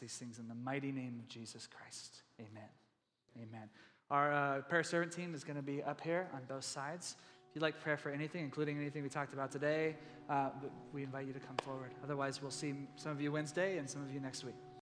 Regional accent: Texas, United States; I'm from Texas

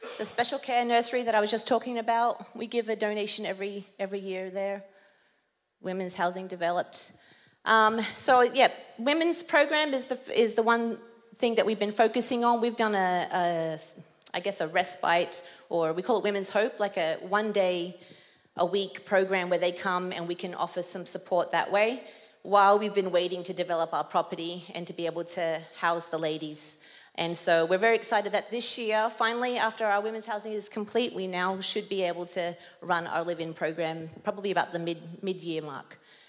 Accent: Papua New Guinea; accent: Australian; I guess my Australian accent might come out, because when I'm more nervous up front, then it's just going to change. Otherwise, it's quite an international accent that I have. I grew up in Papua New Guinea, so in an international school, boarding school

